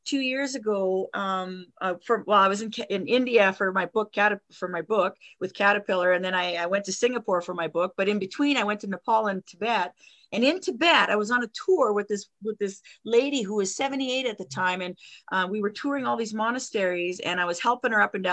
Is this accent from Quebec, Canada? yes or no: yes; Val-d'Or, Quebec, Canada; first language French; English is a second language; now in Cochrane, Canada; so was I, in Val d'Or. I'm French to begin with.